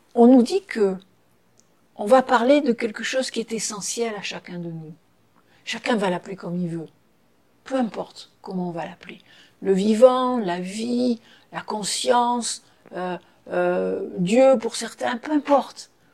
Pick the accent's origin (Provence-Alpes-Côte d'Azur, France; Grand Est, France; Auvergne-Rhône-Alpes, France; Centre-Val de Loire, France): Provence-Alpes-Côte d'Azur, France; Toulon; moved away; de Toulon, de Toulon, Toulon, bord de mer